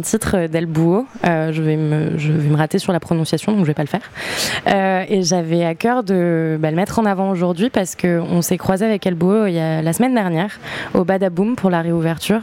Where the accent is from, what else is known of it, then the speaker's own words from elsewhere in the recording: New Caledonia; moved away; also born or lived in Montauban, France; j'ai grandi en Nouvelle-Calédonie